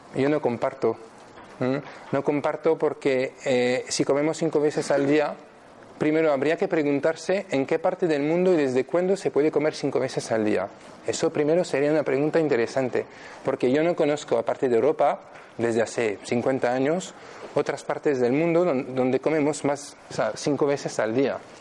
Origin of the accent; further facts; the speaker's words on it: France; Spanish is a second language; moved away as an adult; now in Spain; soy francés, vivo aquí en España desde 2009, desde hace siete años.